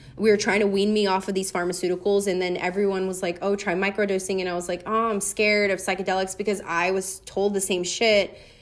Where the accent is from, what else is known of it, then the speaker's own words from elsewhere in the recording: Louisiana, United States; moved away; I grew up with in Louisiana